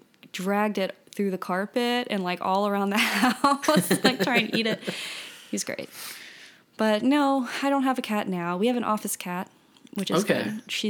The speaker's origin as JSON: {"language": "English", "town": "Baton Rouge", "region": "Louisiana", "country": "United States", "said": "Baton Rouge."}